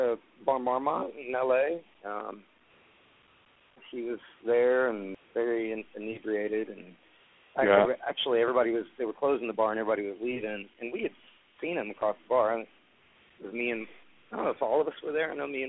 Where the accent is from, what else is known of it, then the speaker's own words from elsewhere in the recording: Texas, United States; I said, look, we're both from Texas. Just chill out, you know.